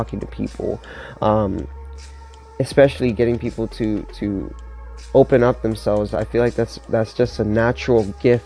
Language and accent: English; Miami, Florida, United States; moved away as an adult; now in Pittsburgh, United States; I'm from Miami, Florida